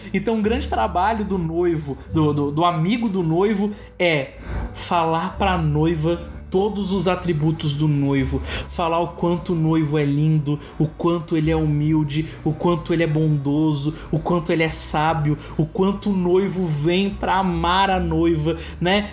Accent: Santa Catarina, Brazil; sou de Santa Catarina

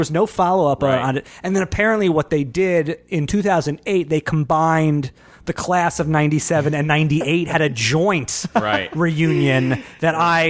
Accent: Long Island, New York, United States; I grew up on Long Island. I went to high school there.

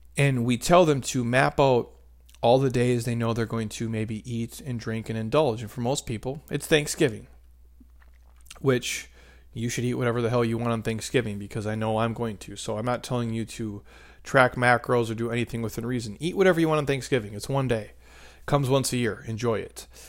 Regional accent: Midwest, United States; I'm a middle-aged, uh, married dude, and I'm from the Midwest

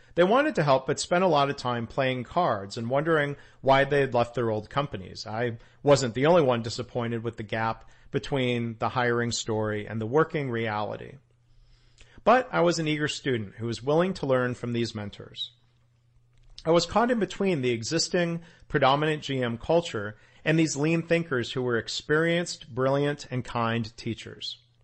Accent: Detroit, Michigan, United States; growing up around Detroit

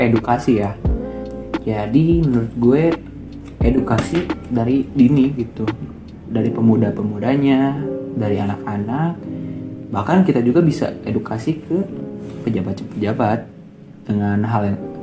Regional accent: Cimahi, West Java, Indonesia; gue orang Cimahi gitu nggak nggak nyebutin gue orang Bandung

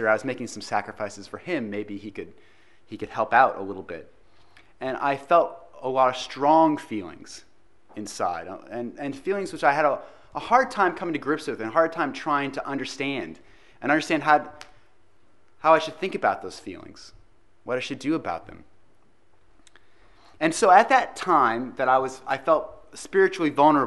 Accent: United States; accent: American; now in Christchurch, New Zealand; my American accent and my American sports where we wear pads

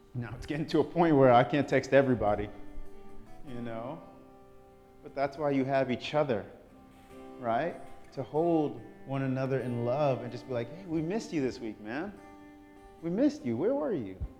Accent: New York, United States; I'm from New York

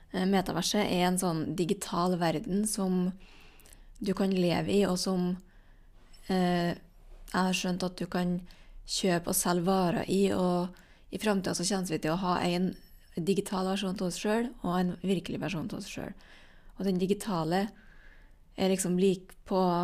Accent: Trøndelag, Norway; som trønder

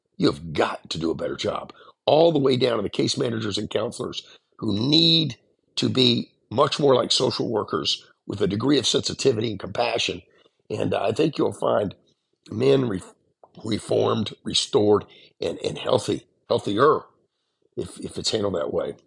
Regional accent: the South, United States; growing up in the South and growing up in kind of a, a, a poor area

